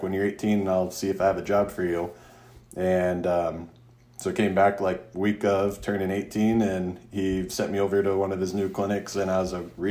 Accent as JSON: {"language": "English", "town": "Mesa", "region": "Arizona", "country": "United States", "tie": "born or raised there", "said": "I grew up in Mesa, went to undergrad at ASU"}